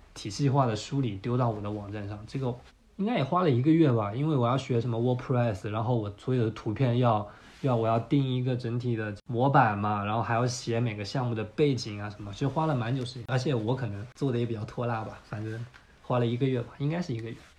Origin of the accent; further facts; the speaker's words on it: Fuzhou, Fujian, China; moved away as an adult; also born or lived in Shanghai / Mexico; 我家是福州的，福州其实算是一个二线的省会城市